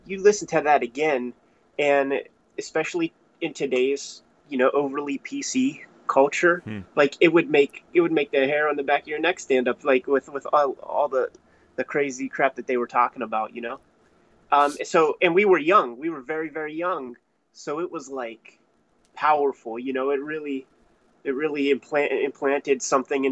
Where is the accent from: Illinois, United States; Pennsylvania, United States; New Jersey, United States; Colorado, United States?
Pennsylvania, United States; Pittsburgh; I'm from Pittsburgh. I've always been here.